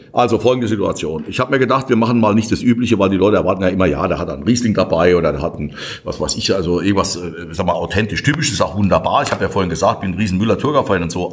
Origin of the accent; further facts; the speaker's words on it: Kirchheim an der Weinstraße, Rhineland-Palatinate, Germany; wir Pfälzer